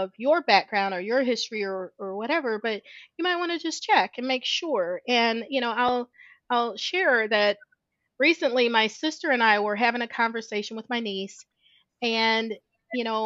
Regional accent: Midwest, United States; now in Georgia, United States; I grew up in the Midwest. I now live in the South. In Georgia

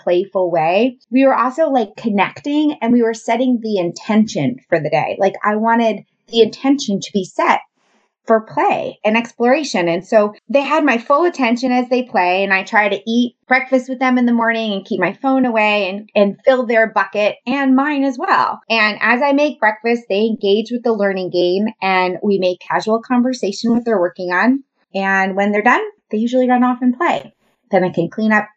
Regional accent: New York, United States; moved away as an adult; also born or lived in the South (US); I'm originally from New York and I moved to the South shortly after graduating college for my first teaching job

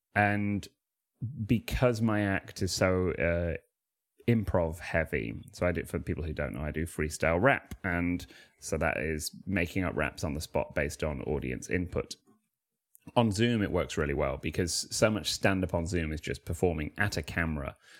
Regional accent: Manchester, North West England, United Kingdom; I'm from Manchester

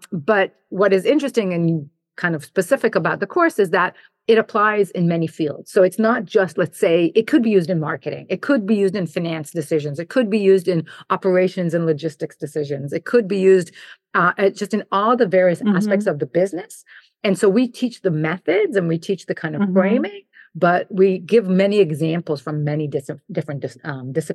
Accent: Jerusalem, Jerusalem District, Israel; moved away as an adult; also born or lived in New Jersey / New York / Buffalo; I grew up in Jerusalem and spent my childhood there, served in the IDF and then did my engineering undergrad in Israel

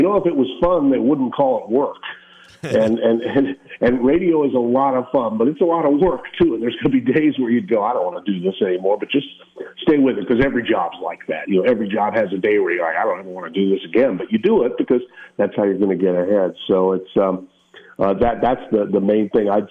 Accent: Indiana, United States; moved away as an adult; also born or lived in Alliance, Nebraska / Seattle; I grew up in Indiana

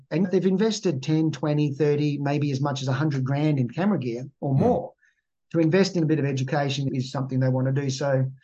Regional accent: Malaysia; born there; I grew up, I was born in Malaysia and I went to six different schools in the first seven years of school.

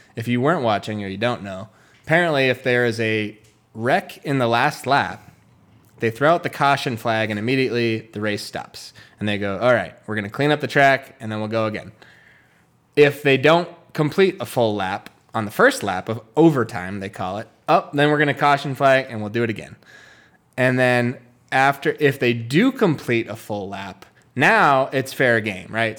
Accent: United States

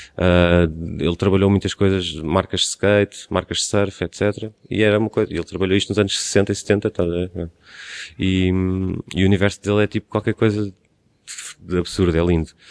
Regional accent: Cascais, Lisbon, Portugal; de mim como sendo de Cascais, estou na minha terra

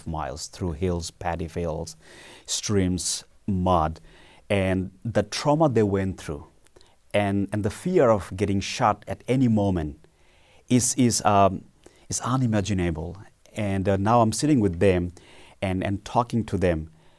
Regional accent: Bangladesh; moved away as an adult; now in United States; when I was in high school back in the 90s in my birth country, Bangladesh.

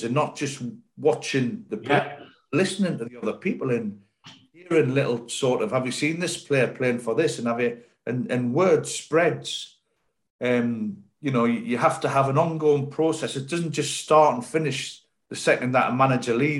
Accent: Sunderland, North East England, United Kingdom; moved away as an adult; now in Bristol, United Kingdom; When I come down here from Sunderland to Bristol City, it was a big move because it was the other end of the country for me. I'd never been out the northeast

